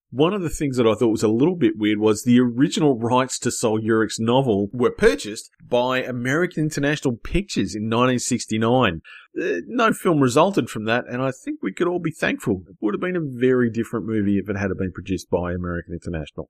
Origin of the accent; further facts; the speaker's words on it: Australia; I'm from Australia